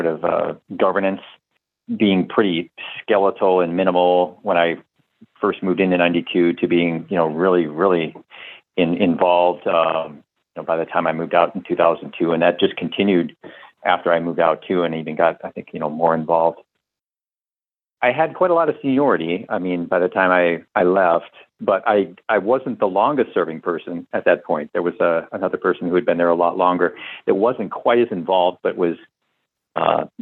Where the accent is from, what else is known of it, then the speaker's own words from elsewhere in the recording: Bloomington, Minnesota, United States; also born or lived in Ann Arbor, Michigan; I ended up transferring back to Minnesota. I grew up here. I grew up in Bloomington